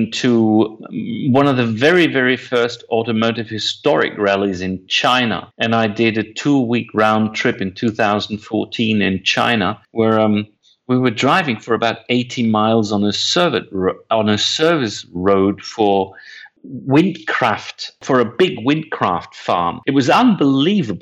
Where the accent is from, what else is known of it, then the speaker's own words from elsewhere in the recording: Germany; I was born in Germany.